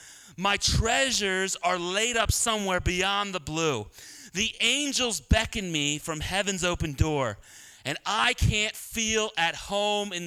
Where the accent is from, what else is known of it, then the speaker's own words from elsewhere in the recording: Philadelphia, Pennsylvania, United States; I'm from Northeast Philly.